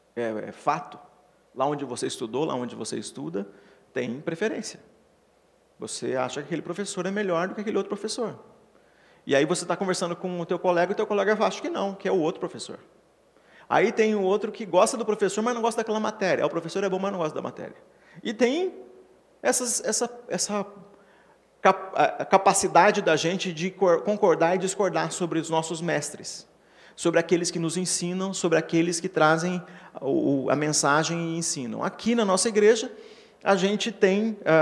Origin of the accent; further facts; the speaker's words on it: Paraná, Brazil; accent: paranaense; o pare é coisa de paranaense, né? O meu sotaque